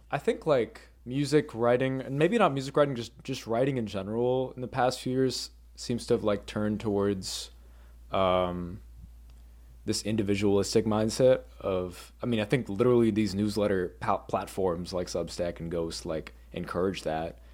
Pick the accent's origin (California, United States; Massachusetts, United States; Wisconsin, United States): Massachusetts, United States; suburban; I grew up in Mass, like, suburban Massachusetts